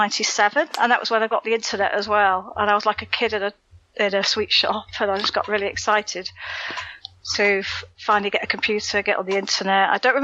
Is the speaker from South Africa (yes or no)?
no; South East England, United Kingdom; now in Wales; I used to live in Kent for a while. I'm from Kent.